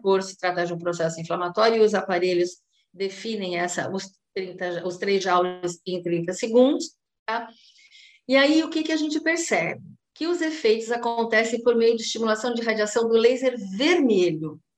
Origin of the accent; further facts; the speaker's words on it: São Paulo, Brazil; now in Santos, Brazil; eu sou de São Paulo, atualmente eu estou ministrando aulas na graduação do curso de fonoaudiologia da Faculdade Uniluz aqui em Santos